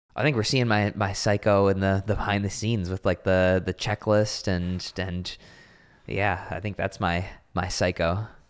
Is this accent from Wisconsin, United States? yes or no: yes; Racine, Wisconsin, United States; moved away as an adult; now in Austin, United States; we grew up in Racine, Wisconsin